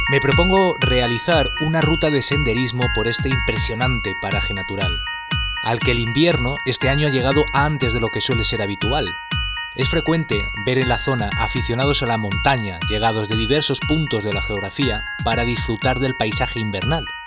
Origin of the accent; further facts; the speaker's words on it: Madrid, Community of Madrid, Spain; tengo 37 años. Soy de Madrid y trabajo para una multinacional